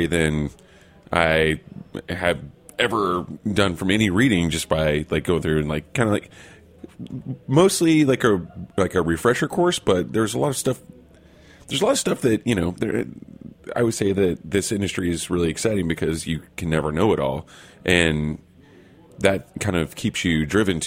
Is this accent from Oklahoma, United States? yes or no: yes; Oklahoma, United States; we're both from Oklahoma